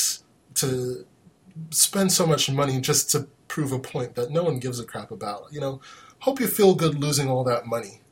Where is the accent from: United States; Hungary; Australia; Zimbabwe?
United States; I'm an American black dude